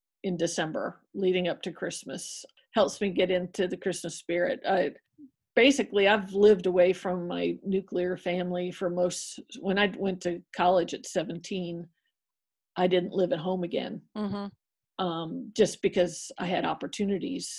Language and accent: English; New Jersey, United States; now in Atlanta, United States; I grew up in New Jersey